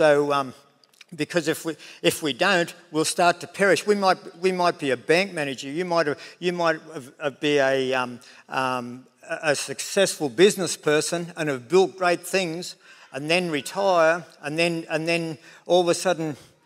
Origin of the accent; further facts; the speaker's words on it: Tenterfield, New South Wales, Australia; that dairy farm that I was brought up in Tenerfield